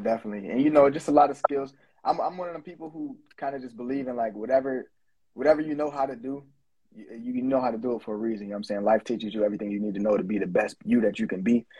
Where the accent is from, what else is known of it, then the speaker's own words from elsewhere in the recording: Buffalo, New York, United States; moved away; I come from Buffalo, New York, and I used to own a recording studio there